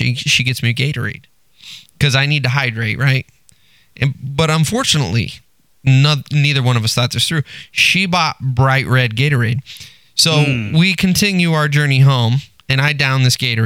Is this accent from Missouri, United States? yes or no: no; Texas, United States; moved away; I'm originally from Texas, came up here, married my wife